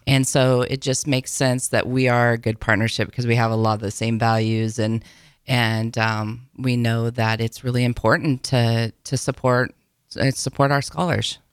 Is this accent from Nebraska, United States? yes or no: yes; between Auburn and Falls City, Nebraska, United States; moved away as an adult; now in Lincoln, United States; I grew up down between Auburn and Fall City is where I'm originally from. Came to Lincoln to go to college